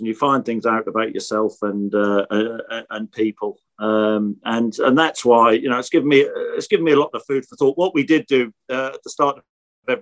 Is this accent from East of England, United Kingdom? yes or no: yes; Norfolk, village outside Norwich, East of England, United Kingdom; accent: Norfolk; You could probably tell from my accent, Norfolk accent. So I was brought up in Norfolk. Yeah, just in a little village outside. Norwich.